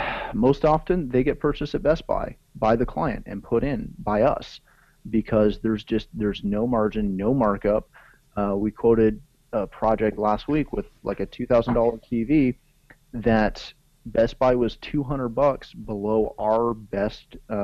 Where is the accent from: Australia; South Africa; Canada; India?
Canada; again, being Canadian, we're so close to the border